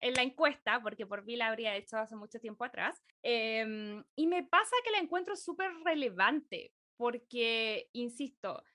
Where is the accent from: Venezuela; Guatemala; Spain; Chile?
Chile; moved away as an adult; now in Los Angeles, United States; Yo me fui hace seis años de Chile